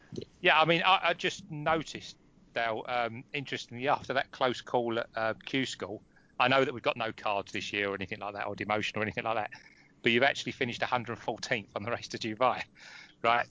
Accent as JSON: {"language": "English", "area": "Essex", "region": "East of England", "country": "United Kingdom", "said": "I'm from Essex as well. I'm in Romford."}